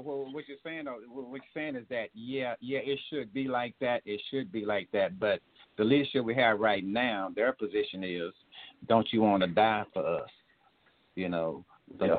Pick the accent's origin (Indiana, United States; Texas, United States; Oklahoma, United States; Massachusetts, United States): Texas, United States; Tyler; Tyler kind of like my hometown. I told you about I got roots down there